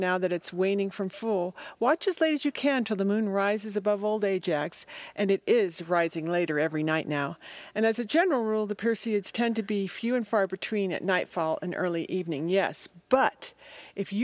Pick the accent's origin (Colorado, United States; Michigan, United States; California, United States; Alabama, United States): Colorado, United States; Denver; moved away as an adult; now in Telluride, United States; Growing up in Denver